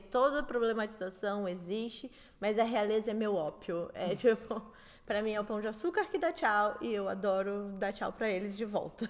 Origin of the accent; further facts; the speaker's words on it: Southeast Brazil, Brazil; Eu sou do Sudeste